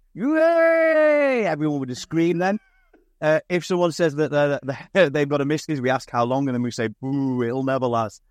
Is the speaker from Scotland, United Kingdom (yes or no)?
no; Stoke-on-Trent, West Midlands, United Kingdom; I'm from Stoke.